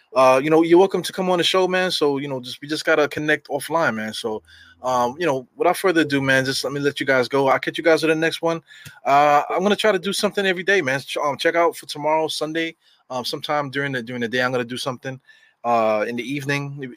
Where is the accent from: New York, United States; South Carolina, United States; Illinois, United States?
New York, United States; New York City; growing up in New York